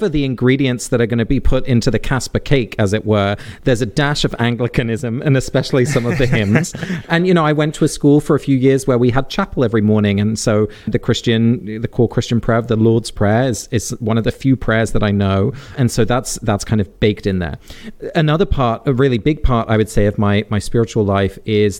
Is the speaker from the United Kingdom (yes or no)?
yes; England, United Kingdom; I was born in England and raised in the UK